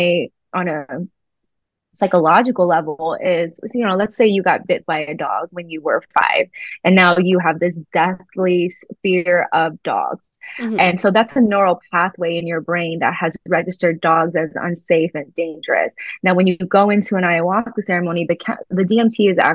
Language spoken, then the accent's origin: English; New York, United States; I grew up in New York